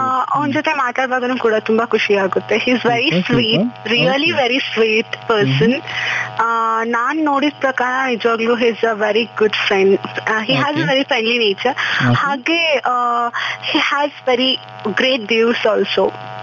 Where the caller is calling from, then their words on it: Coorg, Karnataka, India; I'm calling from Coorg, especially from my village.